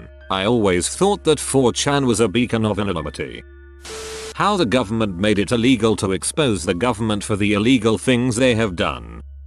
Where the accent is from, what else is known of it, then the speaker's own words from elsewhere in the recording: California, United States; born there; So I was born in the Bay Area of California and was a small child when this spraying took place.